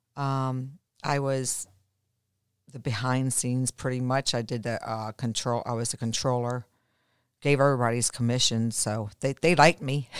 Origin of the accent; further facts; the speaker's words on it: Baltimore, Maryland, United States; now in Florida, United States; growing up in Baltimore, um, I mean, we were always out in the snow as kids. I mean, we were born and raised where, you know, we had the real true Four Seasons.